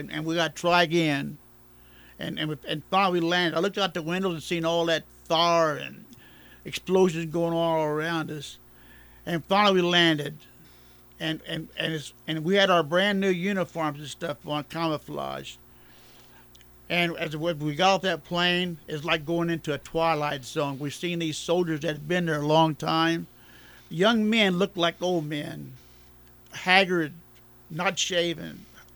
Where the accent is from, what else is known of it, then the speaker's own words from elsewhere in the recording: Coulterville, Illinois, United States; I was born at Cotterville, Illinois.